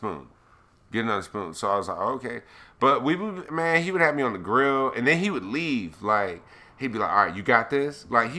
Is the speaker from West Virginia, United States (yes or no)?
no; San Diego, California, United States; moved away; also born or lived in Florida; I grew up in San Diego, man. We were right next to the Mexican border